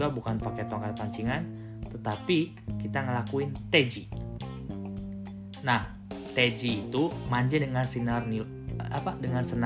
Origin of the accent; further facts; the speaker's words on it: Cirebon, West Java, Indonesia; karena memang saya berasal dari daerah Cirebon gitu